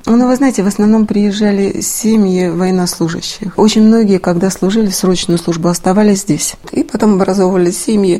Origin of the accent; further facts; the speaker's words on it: Severomorsk, Murmansk Oblast, Russia; я из Авиагородка